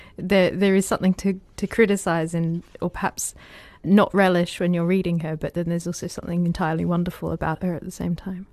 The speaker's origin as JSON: {"language": "English", "country": "Australia", "moved": "as an adult", "lives_now": "United Kingdom", "said": "I'm Australian"}